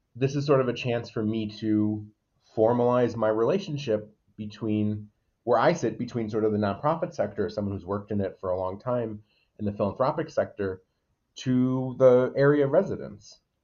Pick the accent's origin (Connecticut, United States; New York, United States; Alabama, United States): Connecticut, United States; Waterbury; born and raised in Waterbury